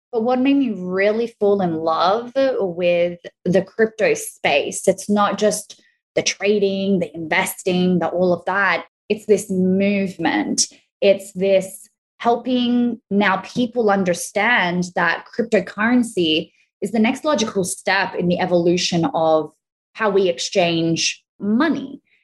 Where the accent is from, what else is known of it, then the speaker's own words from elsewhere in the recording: Australia; accent: Australian; also born or lived in Italy; now in Florida, United States; I'm Australian and Italian. Obviously, you hear my Australian accent. So I've always lived between the two countries